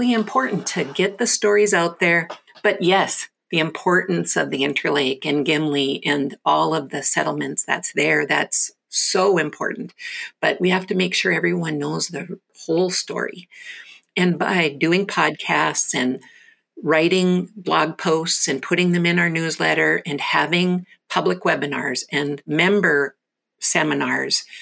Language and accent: English; North Dakota, United States; I'm born and raised in North Dakota, just below the Canadian border